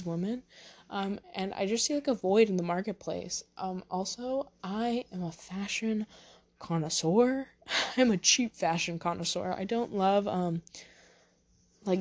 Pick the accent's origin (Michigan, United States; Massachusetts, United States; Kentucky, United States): Massachusetts, United States; near Boston; accent: a little Massachusetts, a little New Hampshire; also born or lived in New Hampshire; I grew up near Boston, so definitely I sound a little Massachusetts